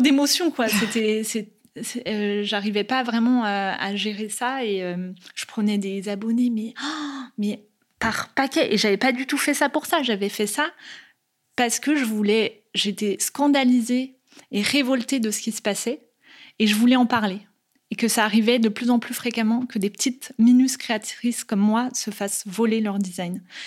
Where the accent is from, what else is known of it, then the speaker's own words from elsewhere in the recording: Nantes, Pays de la Loire, France; moved away as an adult; je suis née à Nantes et que je passe toute mon enfance euh, ici